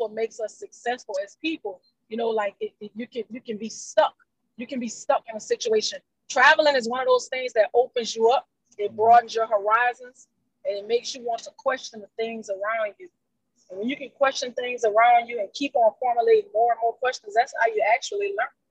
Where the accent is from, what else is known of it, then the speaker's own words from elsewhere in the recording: Houma, Louisiana, United States; I'm from Louisiana. I'm from Houma, Louisiana, 45 miles south of New Orleans.